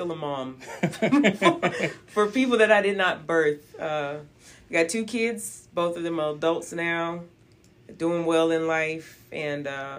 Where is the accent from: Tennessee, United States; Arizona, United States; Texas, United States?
Tennessee, United States; Memphis; I am born and raised in Memphis.